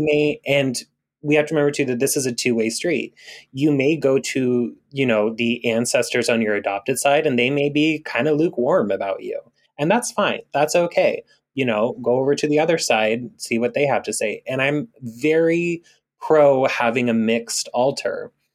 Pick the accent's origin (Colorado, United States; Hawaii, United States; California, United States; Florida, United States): Hawaii, United States; Big Island of; moved away; I grew up part time on the Big Island of Hawaii